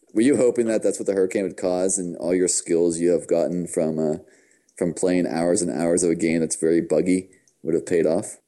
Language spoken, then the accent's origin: English; United States; I'm from America.